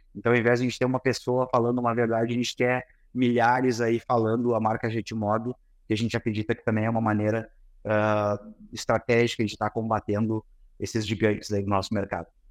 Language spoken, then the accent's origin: Portuguese; Santa Maria, Rio Grande do Sul, Brazil; a gente é de Santa Maria, ambos, né, Davidson? somos Santa Maria